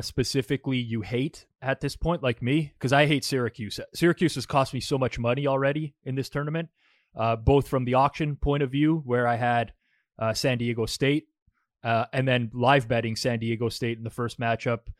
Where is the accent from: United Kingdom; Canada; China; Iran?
Canada; also born or lived in Toronto area; now in Toronto, Canada; we're both Canadian and, and located in the, you know, the G T A, the Toronto area